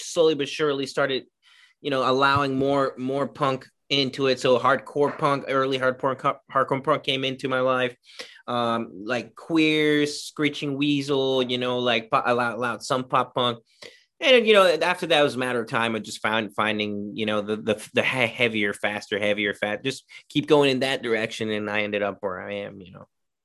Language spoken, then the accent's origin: English; Ecuador; moved away; I'm from Ecuador